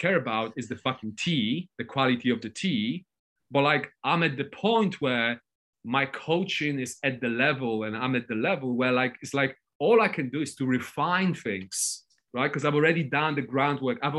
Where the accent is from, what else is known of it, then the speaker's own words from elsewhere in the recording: Poland; I'm not English, I'm Polish